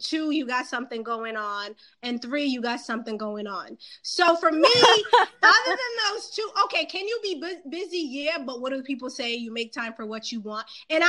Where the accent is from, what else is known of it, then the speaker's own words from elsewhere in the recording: Boston, Massachusetts, United States; I'm from Boston, East Coast.